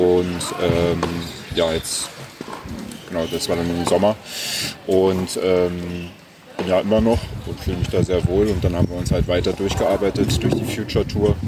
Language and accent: German; Berlin, Germany; born or raised there